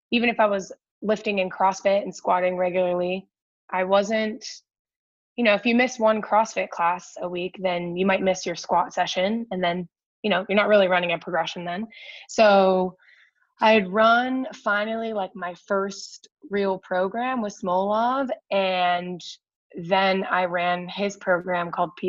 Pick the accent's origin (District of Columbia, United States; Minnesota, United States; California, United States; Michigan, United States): District of Columbia, United States; Washington; it was the american open in washington d.c so that was cool because it was a bit bigger of a meet too